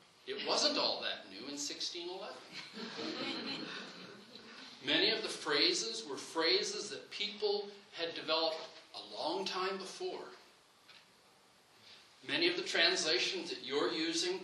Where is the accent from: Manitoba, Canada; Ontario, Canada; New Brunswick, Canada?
New Brunswick, Canada; Saint John; growing up in St. John